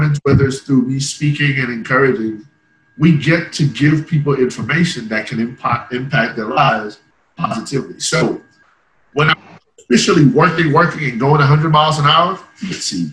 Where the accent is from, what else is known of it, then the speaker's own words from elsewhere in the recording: Ireland; moved away; I grew up in Ireland, so the viewpoint is a little bit different